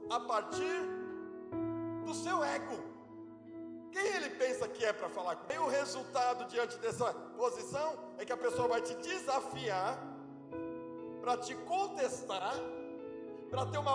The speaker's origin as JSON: {"language": "Portuguese", "region": "Alagoas", "country": "Brazil", "said": "eu sou nordestino abechado, sou, do, sou alagoano."}